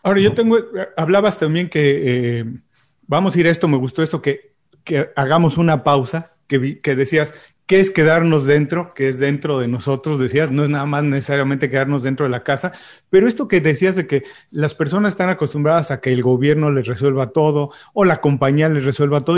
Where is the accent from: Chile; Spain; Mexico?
Mexico; soy mexicano